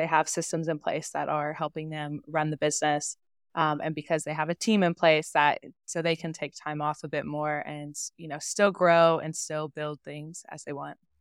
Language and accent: English; Oklahoma, United States; moved away; I grew up in Oklahoma